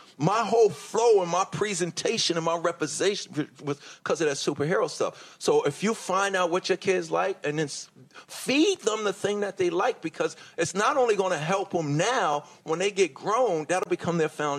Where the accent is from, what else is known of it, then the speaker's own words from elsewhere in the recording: Hollis, New York, United States; You know, I grew up in Hollis, Queens, New York.